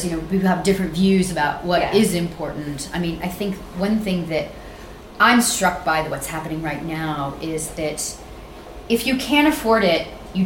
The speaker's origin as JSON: {"language": "English", "region": "Central Valley of California", "country": "United States", "tie": "born or raised there", "also_born_or_lived": "San Francisco", "said": "I grew up in the Central Valley of California, which has a dominant Mexican population."}